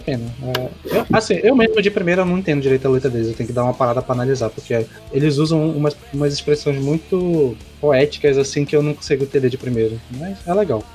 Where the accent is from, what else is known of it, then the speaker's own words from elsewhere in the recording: North Region, Brazil; que é a nossa orgulho aqui do Norte